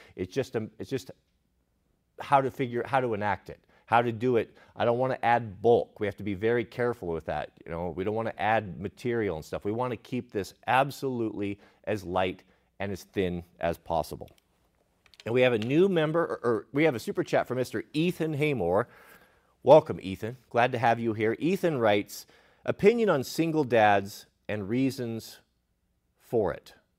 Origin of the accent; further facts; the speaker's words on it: Portland, Oregon, United States; Growing up in Portland